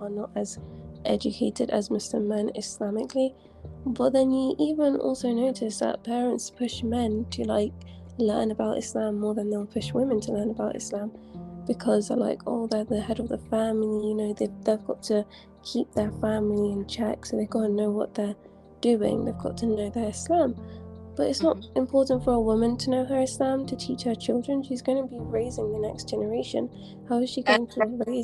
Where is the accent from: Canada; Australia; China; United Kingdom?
United Kingdom; England; now in Saudi Arabia; I was born in England, but I live in Saudi Arabia